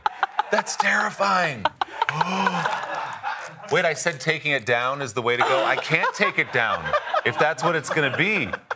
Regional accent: New Jersey, United States; I grew up in Jersey

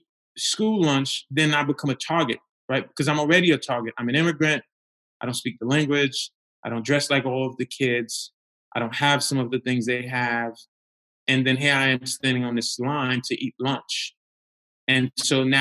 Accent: New York City, New York, United States; also born or lived in Haiti; I grew up in Crown Heights

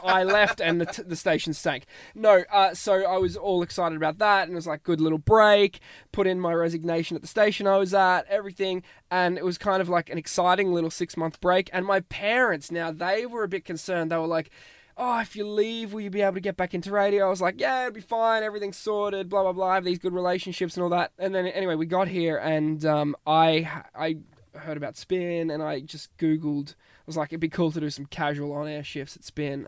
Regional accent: Australia; moved away as an adult; now in Ireland

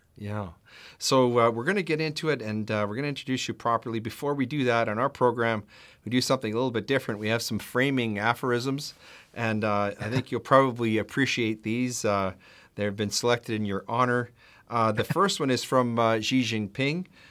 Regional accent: Canada; I am a husband, a father, a lawyer, a Christian, and a proud Canadian.

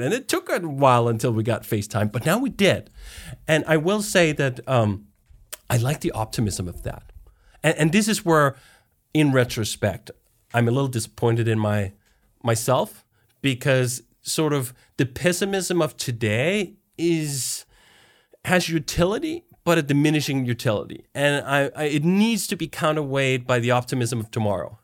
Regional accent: Denmark; moved away as an adult; also born or lived in United States; I am originally from Denmark, and now I'm actually back in Denmark, but I spent fifteen years in the U S

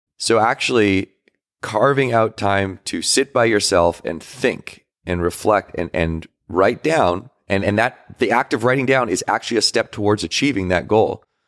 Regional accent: Victoria, British Columbia, Canada; But I grew up in Victoria, British Columbia

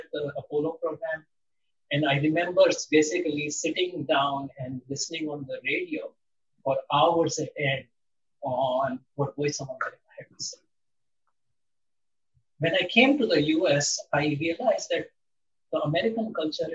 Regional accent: India; moved away; I grew up in India in a relatively protected environment

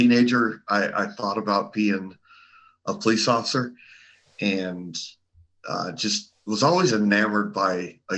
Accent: Arizona, United States

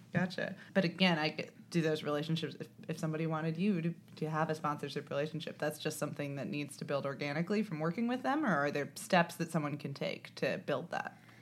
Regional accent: Indiana, United States; I'm from Indiana

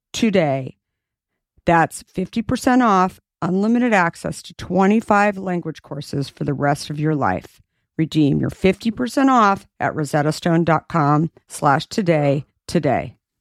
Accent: Arizona, United States; I grew up in Arizona

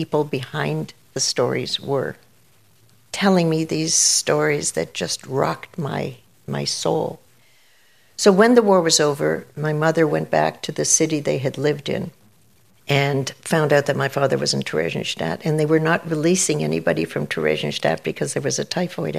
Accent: Toronto, Ontario, Canada; growing up in Canada, growing up in Toronto at St. Clair and Winona

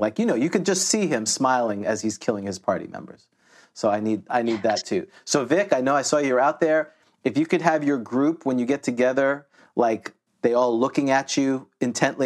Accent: Elmhurst, New York, United States; I'm from Elmhurst, New York

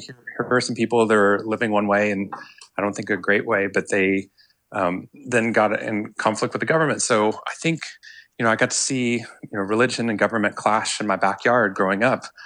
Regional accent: Waco, Texas, United States; moved away as an adult; also born or lived in Boston; growing up in Waco

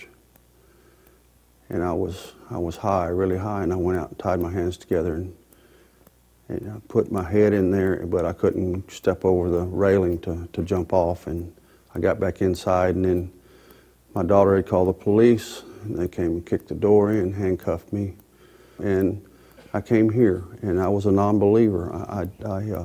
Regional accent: Lawrenceburg, United States; I'm from Lawrenceburg

